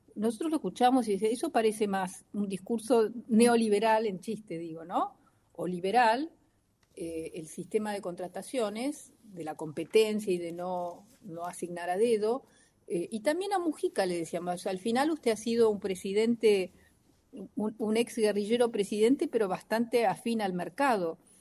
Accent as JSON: {"language": "Spanish", "country": "Argentina", "said": "como tantos argentinos"}